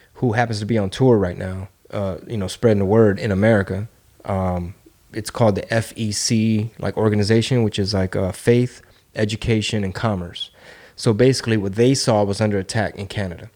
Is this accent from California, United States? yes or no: no; Houston, Texas, United States; I'm from Texas. I'm from Houston.